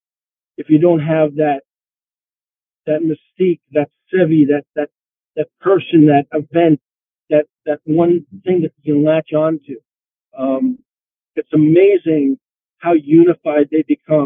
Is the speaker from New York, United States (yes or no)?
yes; Long Island, New York, United States; I grew up on Long Island, and Bethpage was one of the places I played growing up as a kid